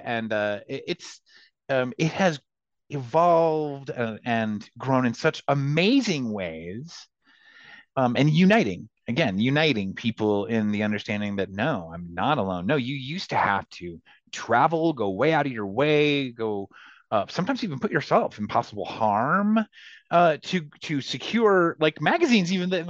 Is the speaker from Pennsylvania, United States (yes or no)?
no; North Central Texas, United States; growing up in North Central Texas, kinky and queer and punk rock